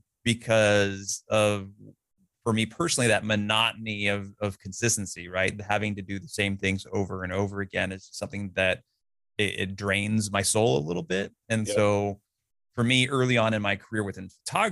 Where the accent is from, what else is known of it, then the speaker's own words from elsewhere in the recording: California, United States; my house growing up in California